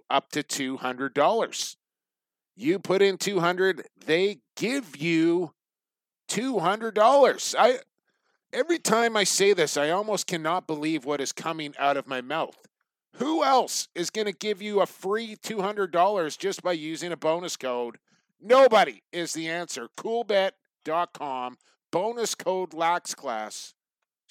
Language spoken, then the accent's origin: English; Canada; I'm proud Canadian here